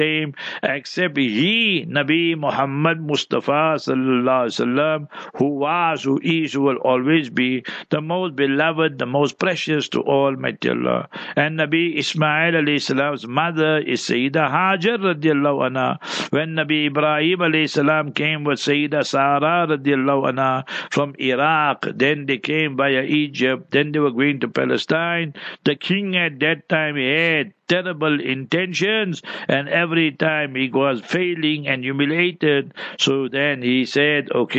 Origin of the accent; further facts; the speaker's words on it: South Africa; we in South Africa